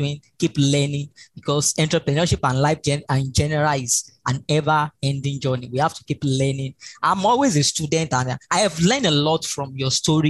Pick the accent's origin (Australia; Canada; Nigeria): Nigeria; first language Yoruba; English is a second language; I came from Nigeria actually, and my tribe is called Yoruba.